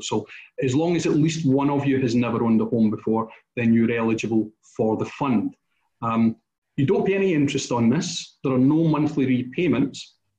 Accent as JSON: {"language": "English", "region": "Scotland", "country": "United Kingdom", "said": "we're Scottish"}